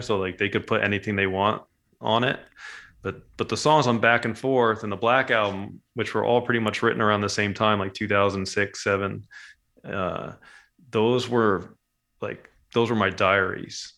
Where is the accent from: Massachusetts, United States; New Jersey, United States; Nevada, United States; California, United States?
New Jersey, United States; moved away as an adult; also born or lived in Montville, New Jersey; growing up in Jersey